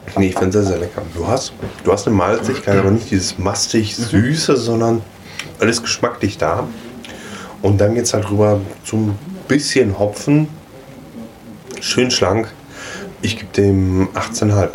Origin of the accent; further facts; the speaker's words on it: Ruhr area, North Rhine-Westphalia, Germany; ich komme aus dem Ruhrpott, wir sprechen die Wörter anders aus.